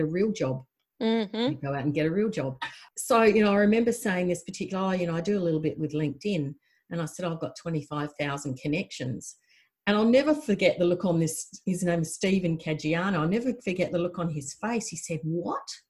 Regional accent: South Australia, Australia; I was a farmer from South Australia

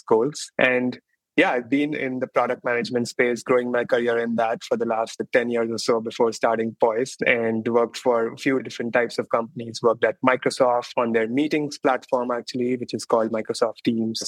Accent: India; moved away as an adult; now in Bay Area, United States; I grew up in India and then, but I've been in US and the Bay Area mostly for the last 10, 12 years.

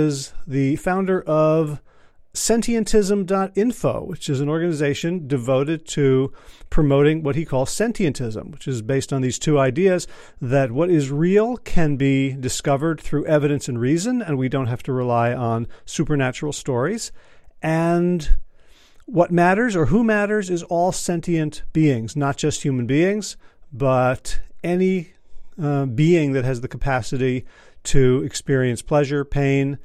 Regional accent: United States; as an American, I assume that my pronunciation is just going to be sloppy

